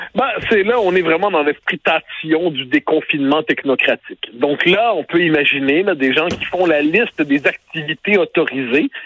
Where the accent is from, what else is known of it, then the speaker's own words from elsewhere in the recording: Quebec, Canada; On est des Québécois